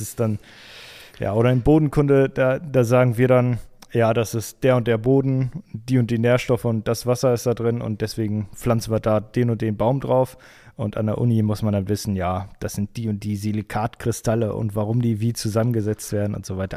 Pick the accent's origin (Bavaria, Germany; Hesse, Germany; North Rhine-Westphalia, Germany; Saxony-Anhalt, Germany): North Rhine-Westphalia, Germany; Essen; Ich komme aus Essen, aus dem Ruhrgebiet